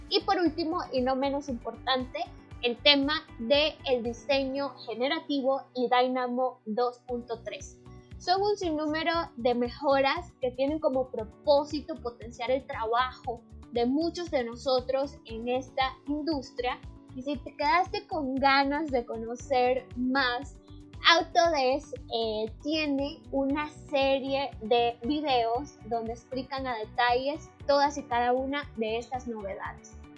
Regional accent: Nicaragua; me encuentro en León, Santiago de los Caballeros, una hermosísima ciudad que se encuentra en mi país, Nicaragua

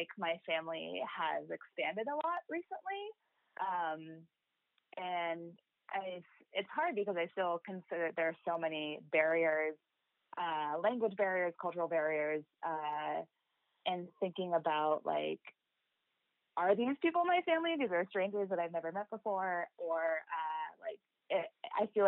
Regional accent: Ohio, United States; also born or lived in Seoul, South Korea; now in New York City, United States; grew up in Ohio

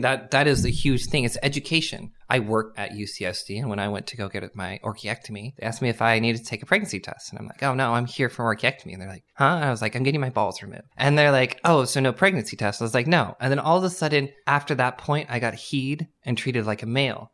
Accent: Madera, California, United States; also born or lived in Fresno, California / San Diego, California; I grew up in Madera, California, then I moved to Fresno.

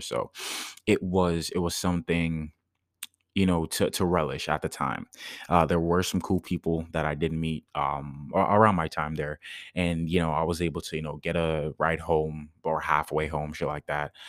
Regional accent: Jamaica; moved away; I did karate growing up in Jamaica

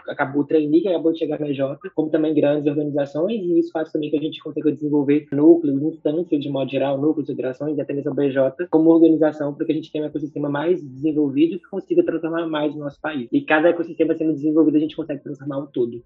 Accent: Minas Gerais, Brazil; eu vim, sou de Minas Gerais

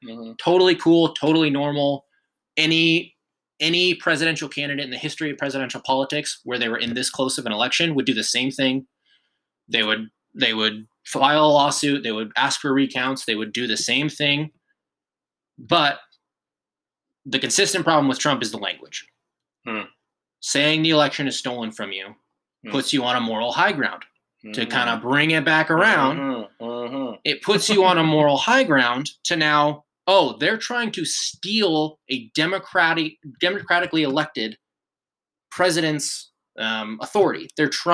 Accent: United States; as the American people

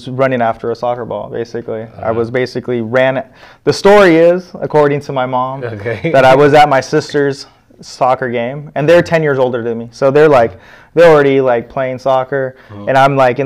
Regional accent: Palm Springs, California, United States; I was born in Palm Springs

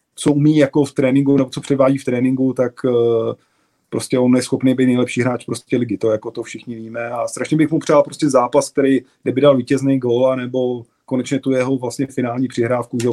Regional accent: Prague, Czechia; že jsem byl Pražák, chodil jsem vlastně na všechny zápasy. Táta mě od mala vodil vlastně na Bohemku, vlastně od čtyř, od čtyř let

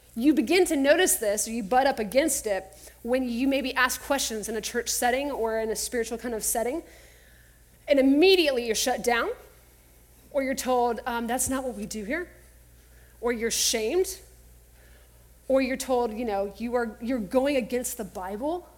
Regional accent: Texas, United States; growing up in Texas

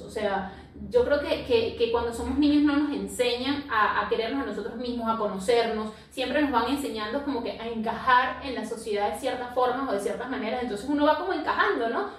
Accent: Venezuela; now in Lima, Peru; nosotras somos venezolanas, aunque actualmente vivimos en Lima, Perú

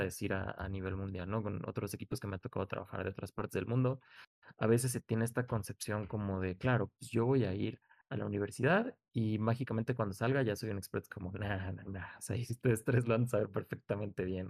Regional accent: Mexico; somos mexicanos

